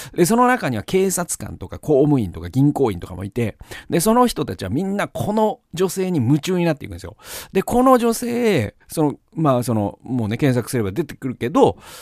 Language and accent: Japanese; Gamagori, Aichi, Japan; 僕のね、故郷の蒲郡にもあるんですけど